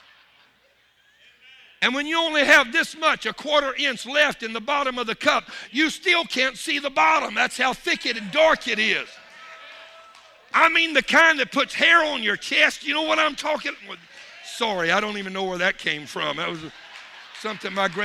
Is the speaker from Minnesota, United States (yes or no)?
no; Louisiana, United States; I'm from Louisiana